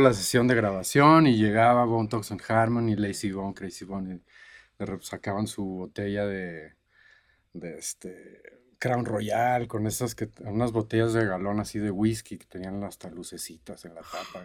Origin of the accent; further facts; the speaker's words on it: Cancún, Quintana Roo, Mexico; moved away; also born or lived in Boston, United States / Monterrey, Mexico / Los Angeles, United States; yo crecí en Cancún